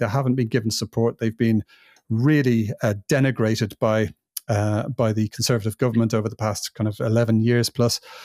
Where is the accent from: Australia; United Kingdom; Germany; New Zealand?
United Kingdom; England; moved away as an adult; also born or lived in Ireland; now in Spain; It's a place that I've lived for the most of my life. 27 years I spent over there